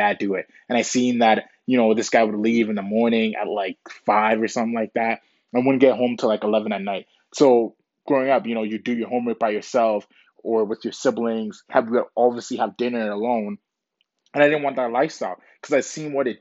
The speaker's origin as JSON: {"language": "English", "country": "Canada", "tie": "born or raised there", "also_born_or_lived": "Ghana", "said": "I was basically raised in Canada, came to Canada when I was 7"}